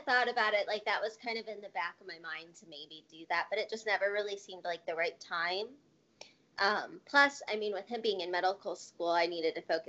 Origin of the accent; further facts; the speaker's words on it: Dayton, Ohio, United States; moved away as an adult; also born or lived in Michigan; now in Columbus, United States; so I grew up in Dayton, Ohio.